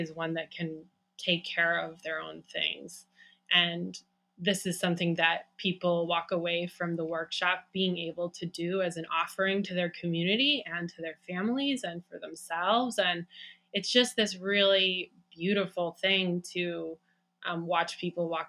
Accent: Great Lakes, United States; moved away as an adult; also born or lived in Cascadia bioregion; now in Cascadia, United States; we grew up in the Great Lakes region, and we moved 10 years ago to the Cascadia bioregion

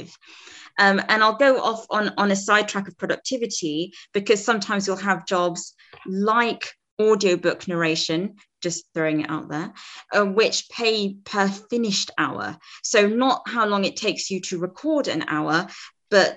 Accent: Zambia; moved away; I'm from Zambia originally in Africa

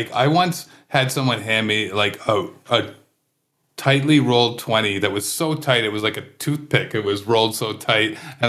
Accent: Kingston, Ontario, Canada; now in Toronto, Canada; when I grew up in Kingston

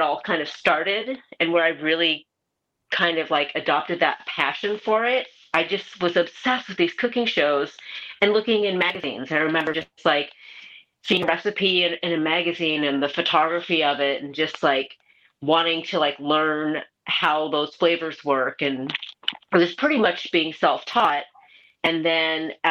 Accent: Portland, Oregon, United States; also born or lived in Seoul, South Korea; I grew up in Portland.

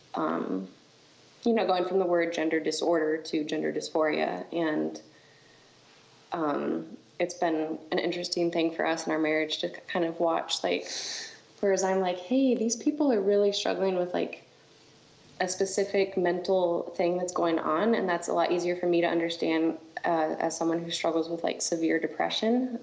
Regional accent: Colorado Springs, Colorado, United States; moved away as an adult; also born or lived in Texas / Alabama; now in North Dakota, United States; I am from Colorado Springs

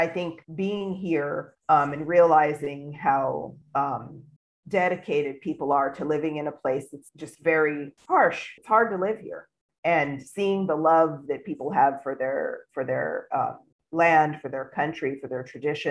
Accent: California, United States; moved away as an adult; now in Hadera, Israel; I'm originally from California

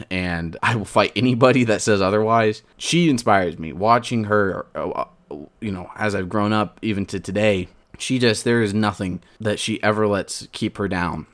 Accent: Porterville, California, United States; I want to be known as the guy from Porterville, California

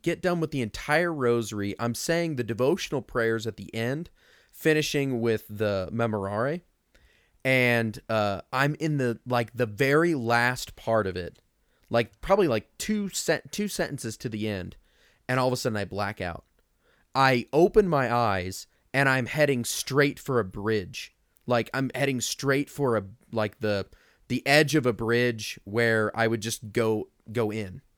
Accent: Mount Zion, Illinois, United States; I'm from Mount Zion, so, you know, out of the middle of nowhere.

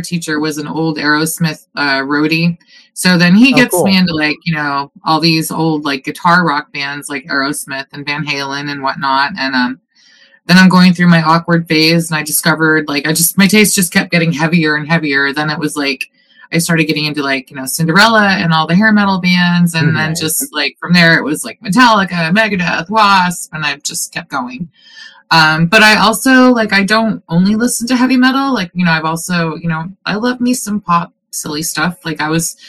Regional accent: Maine, United States; My mom was Canadian and I grew up in Maine

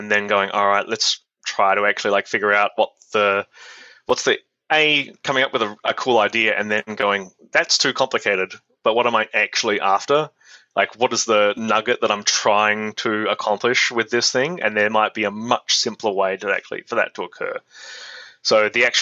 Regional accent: Adelaide, South Australia, Australia; moved away; I'm from Adelaide in South Australia, and there were no like game design courses or anything like that. So the closest thing I had was computer science at the University of Adelaide

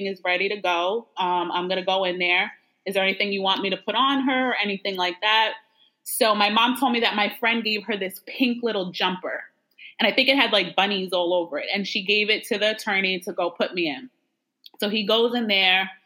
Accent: Long Island, New York, United States; also born or lived in Bronx, New York; now in Maryland, United States; I was born in the Bronx, and then I grew up on Long Island

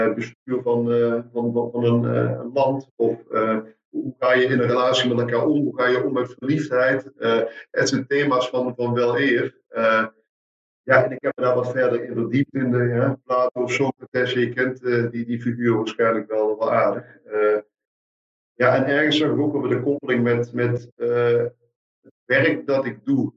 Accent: Meerssen, Limburg, Netherlands; also born or lived in Maastricht; ik, ik kom uit Meersen, zuiden des, des lands, in de buurt van, van Maastricht

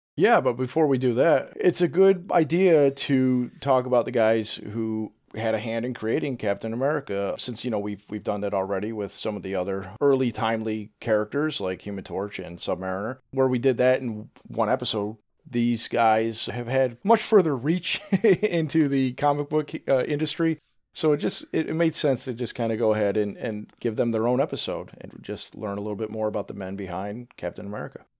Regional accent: Rochester, New York, United States; my hometown

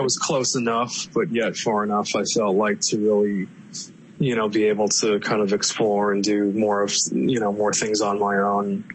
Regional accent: Palm Harbor, Florida, United States; I was uh, born and bred in the Tampa Bay area here in Florida. So I grew up in Palm Harbor

